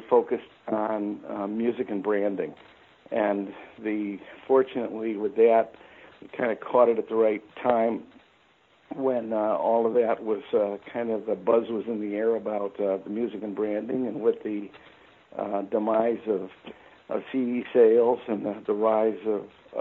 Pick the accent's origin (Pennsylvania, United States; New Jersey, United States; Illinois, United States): Illinois, United States; Chicago; moved away as an adult; also born or lived in Kentucky; born and raised in Chicago